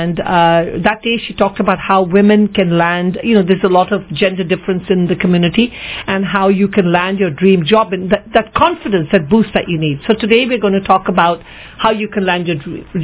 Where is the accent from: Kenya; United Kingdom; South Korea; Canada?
Kenya; growing up in Kenya